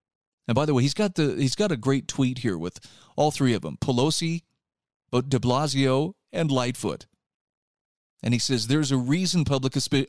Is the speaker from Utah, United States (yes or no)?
yes; Utah, United States; There's a movement afoot right now in my home state of Utah that I don't disagree with.